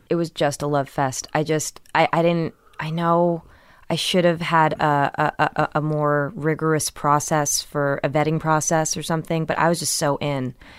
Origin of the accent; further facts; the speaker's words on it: Millburn, New Jersey, United States; also born or lived in Brooklyn, New York; I was born in Brooklyn but raised in New Jersey